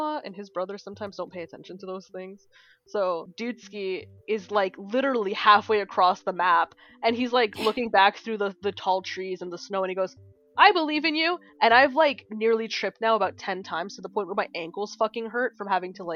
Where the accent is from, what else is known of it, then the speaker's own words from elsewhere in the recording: Canada; as a Canadian